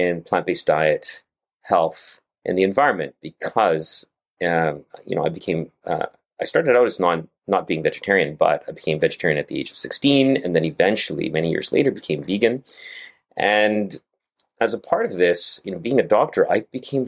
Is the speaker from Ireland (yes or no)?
no; Canada; I live in Canada and grew up in Canada and trained in Canada